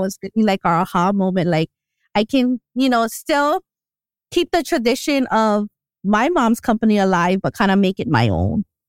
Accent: Hilo, Hawaii, United States; I'm originally from Hilo.

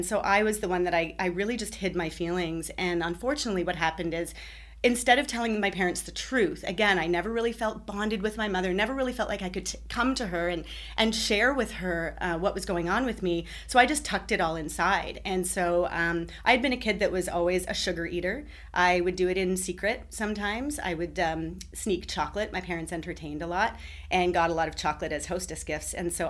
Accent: Toronto, Ontario, Canada; moved away; I was born near Toronto. I lived there for several years. I moved

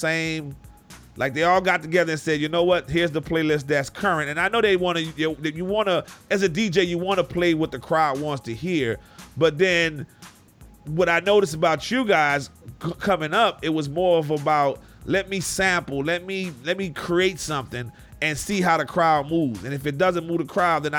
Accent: New Orleans, Louisiana, United States; moved away; also born or lived in Houston, Texas; I'm from New Orleans, Louisiana, moved to Houston in the early 90s

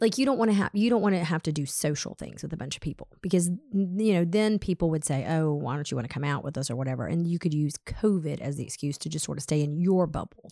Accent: Atlanta, Georgia, United States; we grew up in Atlanta

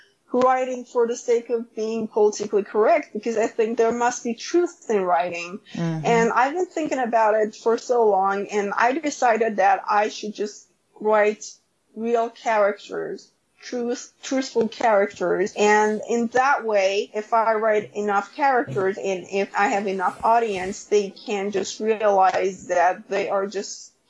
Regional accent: Iran; now in United States; writing in my hometown

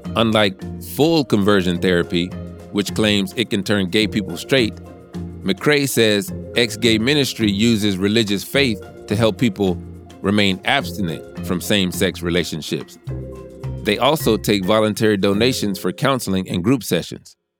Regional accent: the South, United States; I'm from the South. I grew up in the church

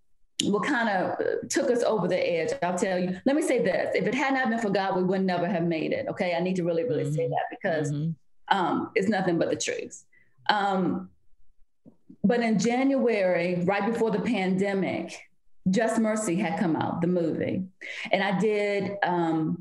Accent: Virginia, United States; moved away as an adult; now in Oklahoma, United States; So I moved to Oklahoma. I'm from Virginia. I moved to Oklahoma in 2016

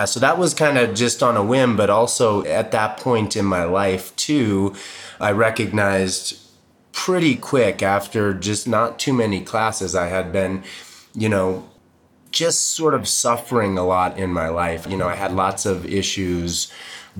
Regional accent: Boulder, Colorado, United States; also born or lived in Boston; I moved to Boulder in 76, so I was 4. I'm from Boston originally, but got here when I was young and I've been here ever

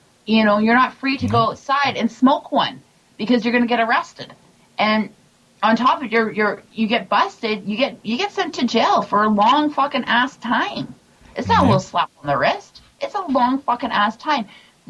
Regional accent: Canada; I'm proud Canadian

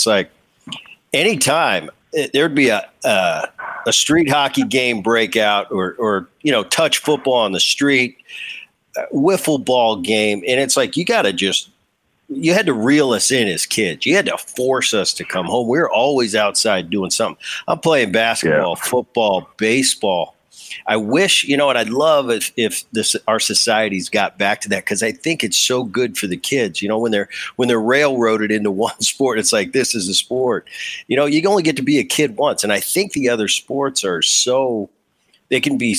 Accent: New Jersey, United States; I have so many fond memories I grew up in Jersey.

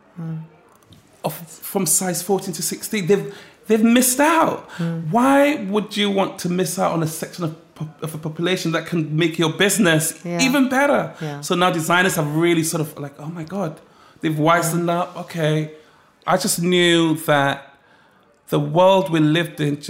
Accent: Accra, Greater Accra, Ghana; also born or lived in Ladbroke Grove, West London; now in London, United Kingdom; growing up in Ghana, my grandmother would always cook

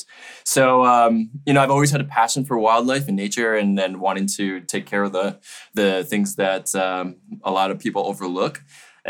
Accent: New York City, New York, United States; New York. I'm born and raised in New York City

